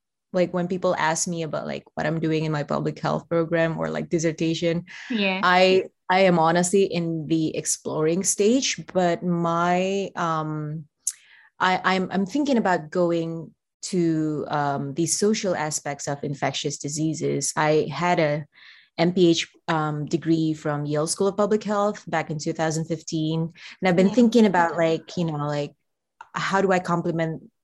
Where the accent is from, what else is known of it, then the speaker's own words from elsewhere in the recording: Brunei; moved away as an adult; now in Berkeley, United States; I'm from Brunei, where predominantly we speak Brunei Malay and a little bit of English.